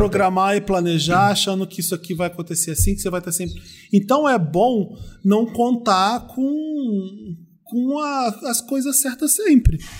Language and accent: Portuguese; Rio, Rio de Janeiro, Brazil; eu sou do Rio